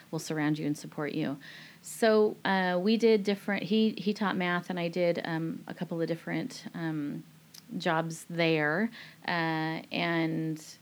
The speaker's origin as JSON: {"language": "English", "country": "Nepal", "also_born_or_lived": "Tunisia", "lives_now": "Singapore", "said": "Singapore, that was a great landing place for us because we come from Nepal, which you know shaped and molded us in different ways"}